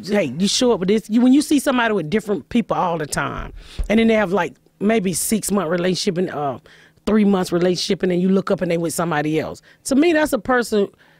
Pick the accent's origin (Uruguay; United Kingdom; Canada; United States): United States; Atlanta, Georgia; moved away; also born or lived in Indianapolis; No, I'm from Georgia. Atlanta.